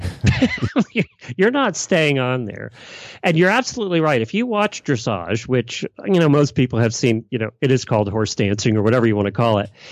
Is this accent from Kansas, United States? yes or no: no; Lancaster County, Pennsylvania, United States; growing up in Leicester County